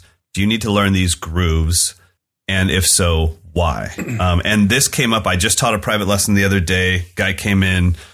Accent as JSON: {"language": "English", "region": "California", "country": "United States", "tie": "born or raised there", "said": "as an American white kid in California"}